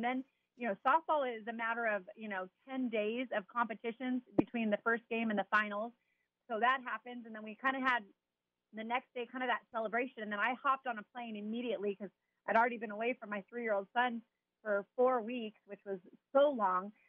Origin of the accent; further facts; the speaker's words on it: Chino, California, United States; also born or lived in Garden Grove, California; I was born in Garden Grove, California, and grew up in Chino